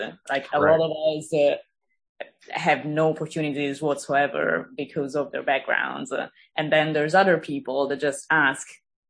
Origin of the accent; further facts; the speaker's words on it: Milan, Lombardy, Italy; also born or lived in England; now in Los Angeles, United States; I am from Italy. Okay. I grew up in Milan, Italy. And then I moved to England, so my English is all right. And then I moved here